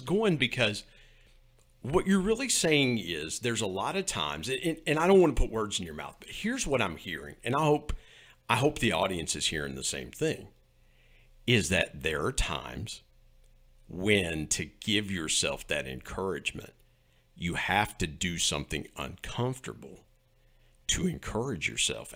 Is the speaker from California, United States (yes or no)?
no; West Virginia, United States; accent: West Virginia; my West Virginia accent